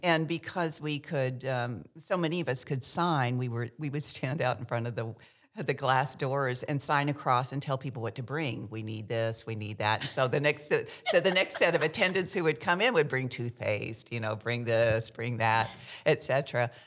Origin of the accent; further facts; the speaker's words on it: Kentucky, United States; first language American Sign Language; English is a second language; moved away as an adult; also born or lived in San Francisco; I w, was raised in Kentucky, um, by a deaf mother, single mother.